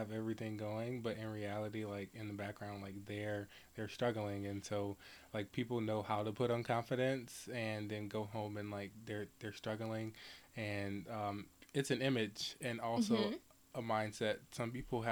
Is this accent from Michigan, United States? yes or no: yes; Detroit, Michigan, United States; I am from Detroit, Michigan, just a little bit down the road from the area.